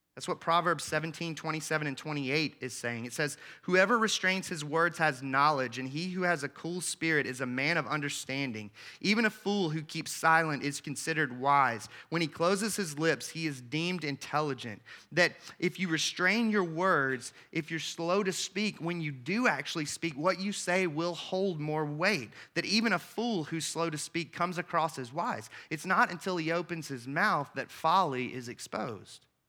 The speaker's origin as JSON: {"language": "English", "region": "the South", "country": "United States", "tie": "born or raised there", "said": "I grew up in the South"}